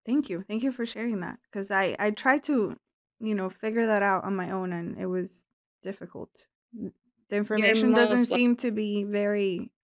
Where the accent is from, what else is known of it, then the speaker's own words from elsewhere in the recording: Cuba; moved away; I was born in Cuba